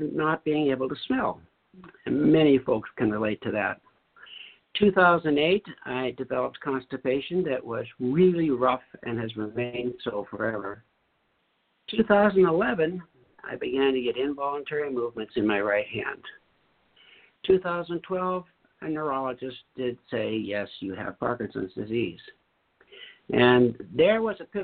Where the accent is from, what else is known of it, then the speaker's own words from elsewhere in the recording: North Dakota, United States; I grew up in North Dakota